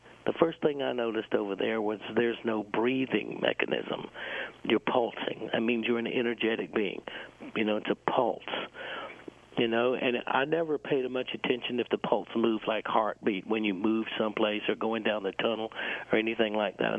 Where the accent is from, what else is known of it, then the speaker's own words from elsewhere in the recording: South Carolina, United States; I was born in South Carolina, and I grew up in South Carolina